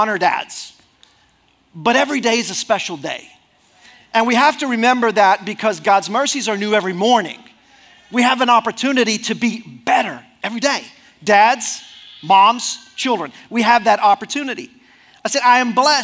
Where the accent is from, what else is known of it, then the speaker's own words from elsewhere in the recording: Mexico; moved away as an adult; I grew up 18 years in Mexico. We were living in Mexico